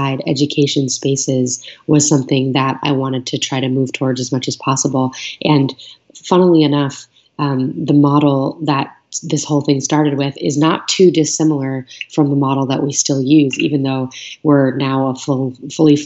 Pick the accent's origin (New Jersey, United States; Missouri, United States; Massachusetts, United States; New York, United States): New York, United States; New York City; I was growing up in New York City